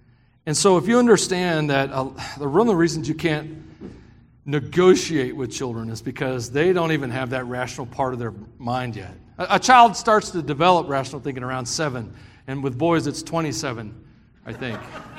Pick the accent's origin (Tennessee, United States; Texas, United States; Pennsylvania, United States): Tennessee, United States; I grew up in the South for the most part, Tennessee. It's hot down there.